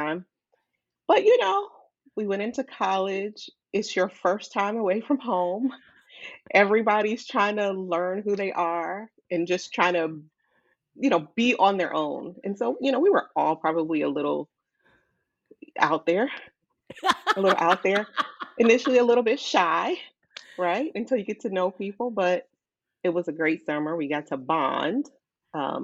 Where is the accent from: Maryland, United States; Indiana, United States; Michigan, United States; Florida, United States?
Maryland, United States; Silver Spring; also born or lived in Virginia / Washington, D.C.; I grew up in Montgomery County, Maryland, Silver Spring in particular.